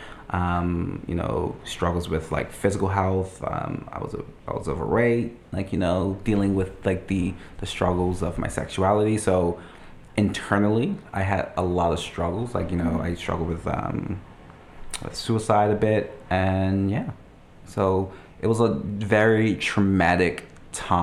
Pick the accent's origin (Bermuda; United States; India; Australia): Bermuda; Smith's; moved away as an adult; also born or lived in Paget, Bermuda; now in New Brunswick, Canada; I was born in the parish of Paget, but everyone's born in Paget because that's where the hospital is. But I grew up in Smith's Bermuda